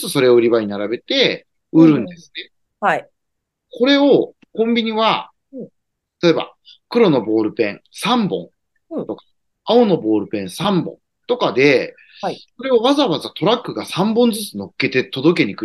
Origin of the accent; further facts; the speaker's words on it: Tokyo, Japan; まあ、例えば、まあ、私東京人なんで